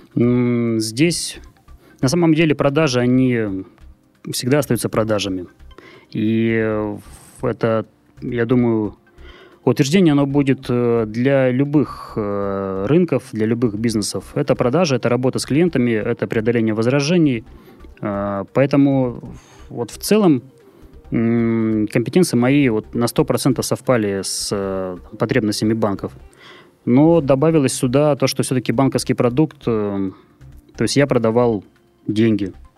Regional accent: Murmansk, Murmansk Oblast, Russia; now in Saint Petersburg, Russia; город Мурманск, мой родной город

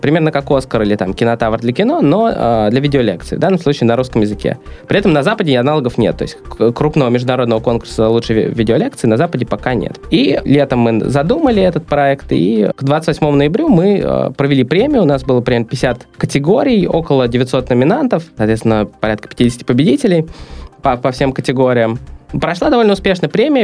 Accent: Saint Petersburg, Russia; also born or lived in Los Angeles, United States / San Francisco Bay Area, United States; Я родился в Питере. А, мне 28 лет. И до 23 лет я жил в Питере

